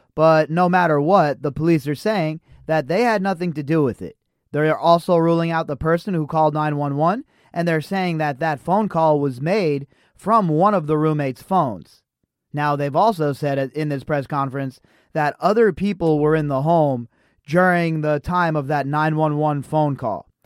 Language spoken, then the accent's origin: English; Las Vegas, Nevada, United States; I'm in Las Vegas. I grew up in Las Vegas